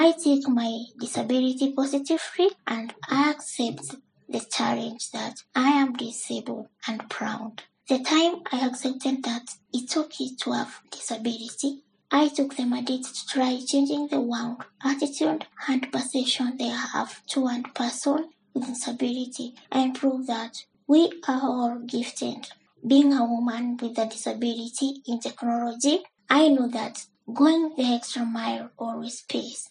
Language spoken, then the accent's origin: English; Kenya; I was born at least in Kenya